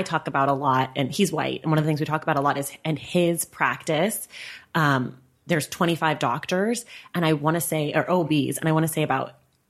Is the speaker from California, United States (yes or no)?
yes; Oakland, California, United States; I'm from Oakland.